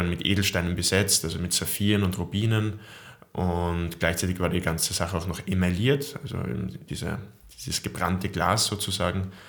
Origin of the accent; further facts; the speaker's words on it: Austria; wenn man eben alleine in den USA ist, als Österreicher, hat man eine gewisse Verbundenheit zu Leuten, die die gleiche Sprache sprechen